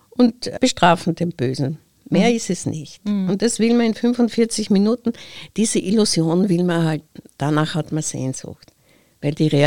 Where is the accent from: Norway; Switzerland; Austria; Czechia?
Austria; Graz, Styria; born there; Weil ich bin ja gebürtige Grazerin und wenn ich aus gut kann, dann ist es der steirische Dialekt